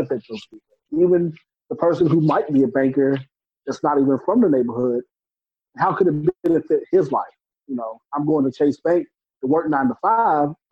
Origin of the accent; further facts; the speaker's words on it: New Bern, North Carolina, United States; I'm from New Bern, which is a small, it's known as an agricultural community before